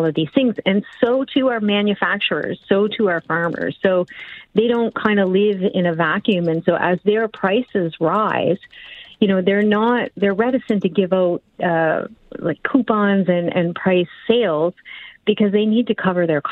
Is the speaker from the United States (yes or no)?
no; Cape Breton, Nova Scotia, Canada; accent: East Coast; I'm from the East Coast, so everything I say has a very strong accent, but I say coupon, and I'm Cape Bretoner